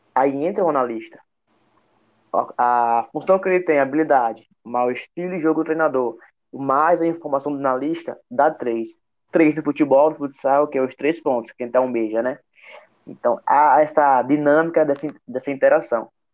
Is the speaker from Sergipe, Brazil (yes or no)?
yes; Sergipe, Brazil; como sergipano